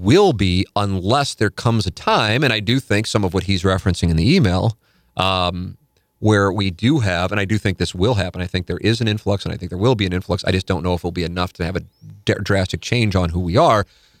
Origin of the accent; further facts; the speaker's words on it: St. Louis, Missouri, United States; also born or lived in Connecticut; I grew up in St. Louis. Then my family and I raised our family in Connecticut and I worked in Manhattan. And then we moved back to St. Louis